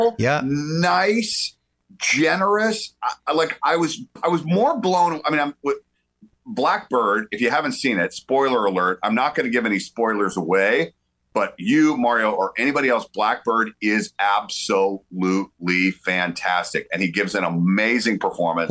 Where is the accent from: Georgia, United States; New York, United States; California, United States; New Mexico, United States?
Georgia, United States; the South; I'm from the South, right? So like, uh, grew up going to the University of Georgia